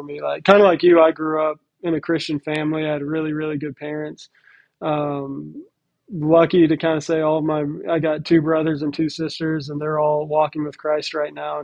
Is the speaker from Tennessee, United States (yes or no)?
yes; Nashville, Tennessee, United States; moved away as an adult; also born or lived in Texas / Florida; now in Phoenix, United States; I was born and raised in Nashville, kind of grew up in a sports family